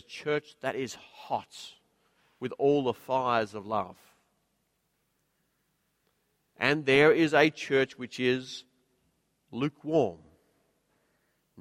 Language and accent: English; Queensland, Australia; now in Sydney, Australia; I'm a Queenslander